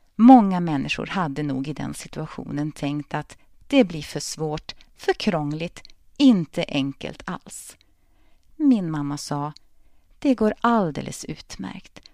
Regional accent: Örnsköldsvik, Västernorrland County, Sweden; moved away as an adult; also born or lived in Linköping; tre fantastiska gymnasieår på samhällsvetenskapliga linjen på Parkskolan i Örnsköldsvik

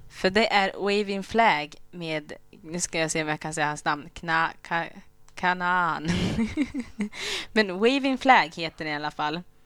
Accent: Rwanda; first language Kinyarwanda; Swedish is a second language; now in Sweden; Vi kommer ju från Rwanda

